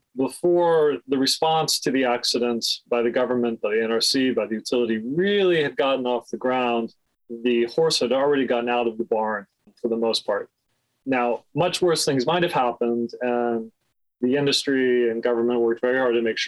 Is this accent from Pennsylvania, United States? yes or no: yes; Coopersburg, Pennsylvania, United States; moved away; also born or lived in Washington, D.C.; One of my earliest memories is actually sitting in gas lines in my hometown of Coopersburg, Pennsylvania in 1979